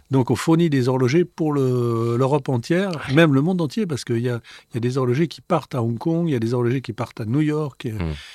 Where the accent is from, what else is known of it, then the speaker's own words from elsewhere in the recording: France; also born or lived in Switzerland; quand on vient de France et qu'on arrive euh, en Suisse dans une école d'horlogerie